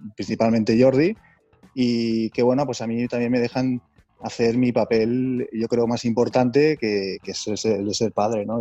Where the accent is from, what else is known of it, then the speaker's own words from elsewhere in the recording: Andorra; moved away as an adult; now in Barcelona, Spain; somos de Andorra